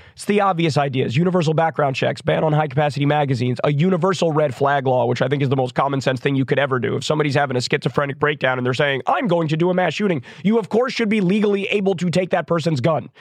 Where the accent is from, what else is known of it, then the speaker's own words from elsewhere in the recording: United States; I'm an American